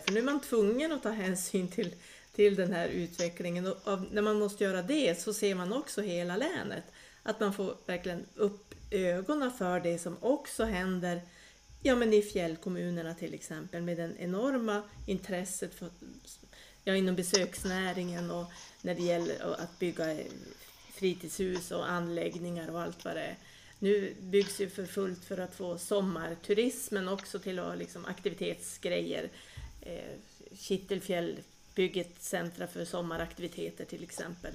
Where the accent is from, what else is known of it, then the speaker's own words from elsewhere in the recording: southern Lapland, Västerbotten County, Sweden; also born or lived in Vilhelmina; vi i södra Lappland